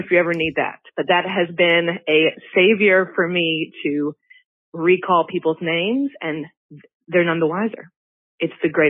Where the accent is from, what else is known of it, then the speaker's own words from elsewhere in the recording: Mississippi, United States; I'm from Mississippi